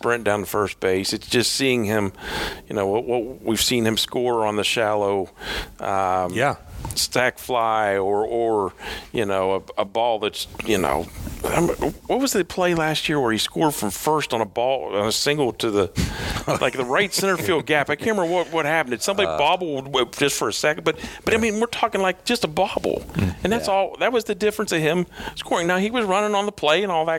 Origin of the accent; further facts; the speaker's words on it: Pittsburgh, Pennsylvania, United States; growing up in the Pittsburgh area